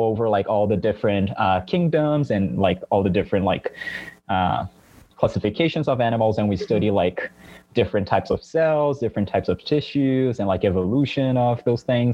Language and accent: English; São Paulo, Brazil; English is a second language; moved away as an adult; now in Stanford, United States; I was born and raised in Brazil, in São Paulo specifically